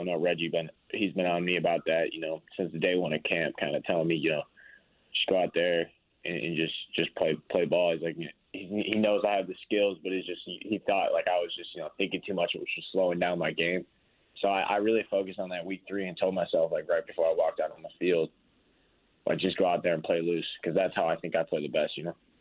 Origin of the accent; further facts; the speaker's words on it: Chicago, Illinois, United States; moved away; I grew up in Chicago